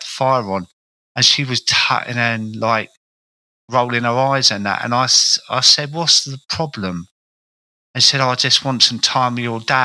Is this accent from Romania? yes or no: no; Croydon, London, United Kingdom; accent: South London; I grew up in a place called Croydon, which is, you can tell by my accent, I was a South London character.